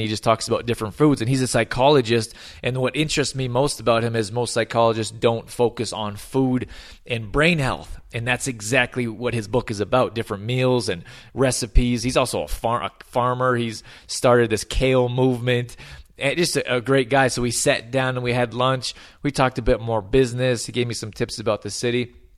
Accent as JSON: {"language": "English", "town": "Calgary", "region": "Alberta", "country": "Canada", "tie": "born or raised there", "also_born_or_lived": "Australia / Germany / Los Angeles", "said": "I was born and raised in Calgary, Alberta"}